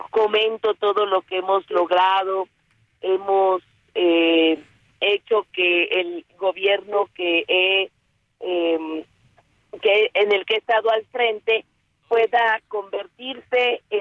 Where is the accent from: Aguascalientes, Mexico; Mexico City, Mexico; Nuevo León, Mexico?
Mexico City, Mexico; soy eh, orgullosamente chilanga. Nací en la Benito Juárez. Me fui a vivir al oriente, a, Iztapalapa.